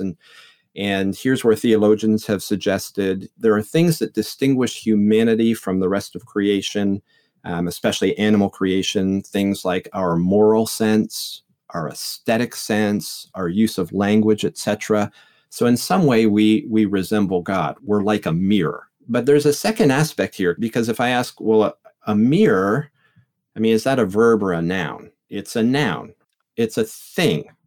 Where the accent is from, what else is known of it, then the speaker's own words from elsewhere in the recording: Canada; moved away as an adult; also born or lived in England; now in St. Louis, United States; I grew up in Canada